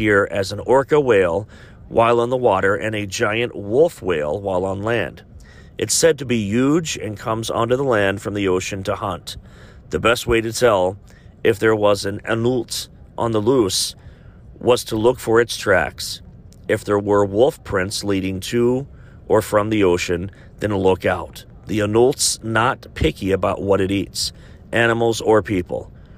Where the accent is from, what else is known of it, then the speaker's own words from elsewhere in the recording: Chillicothe, Ohio, United States; my hometown of Chillicothe, Ohio.